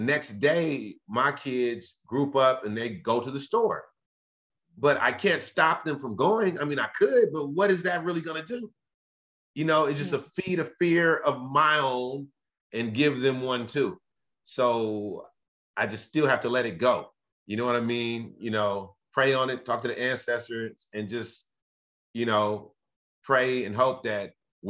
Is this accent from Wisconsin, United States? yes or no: no; Los Angeles, California, United States; growing up in South Central